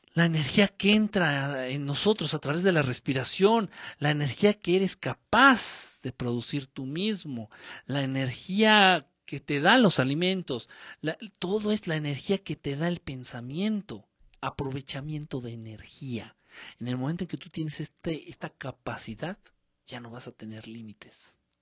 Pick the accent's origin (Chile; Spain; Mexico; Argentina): Mexico; Guerrero; Yo no soy chilango, ¿eh? yo soy de guerrero